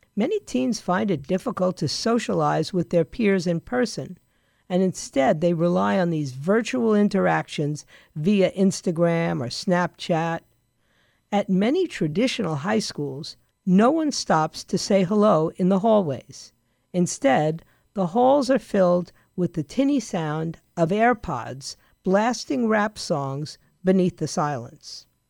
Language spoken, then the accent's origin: English; New York, United States; I grew up in New York